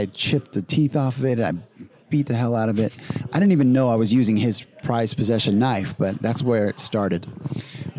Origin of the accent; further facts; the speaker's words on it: Las Vegas, Nevada, United States; We're live in Las Vegas, which is my hometown.